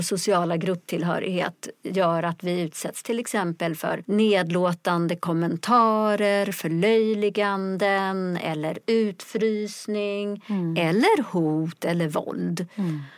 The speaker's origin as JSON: {"language": "Swedish", "country": "Sweden", "tie": "born or raised there", "also_born_or_lived": "Ethiopia / Stockholm", "said": "jag är själv adopterad från Etiopien. Kom till Sverige som liten bebis 1971"}